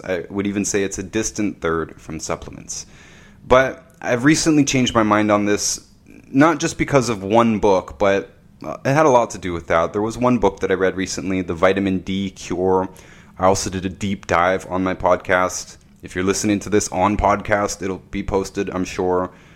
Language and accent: English; Canada; I'm from Canada